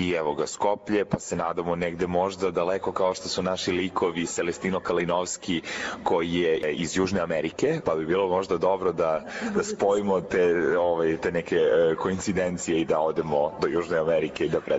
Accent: Niš, Nišava District, Serbia; E, ja sam glumac, Nišlija sam.

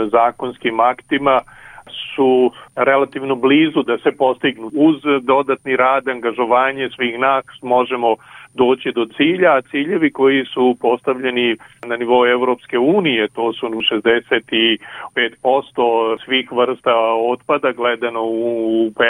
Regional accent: Serbia

